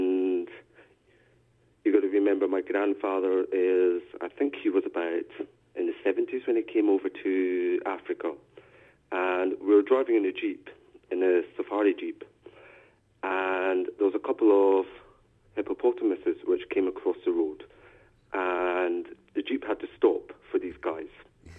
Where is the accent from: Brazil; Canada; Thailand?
Thailand; also born or lived in Philippines; Well, I should say I'm originally from Thailand. I was adopted by a Dutch father and a Scottish mother. I spent quite a few years in the Philippines until 1992.